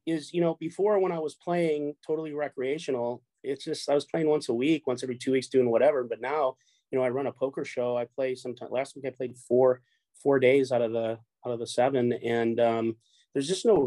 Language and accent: English; Orange County, California, United States; also born or lived in Chicago, Illinois; I grew up here in Orange County, California, but I'm originally from Chicago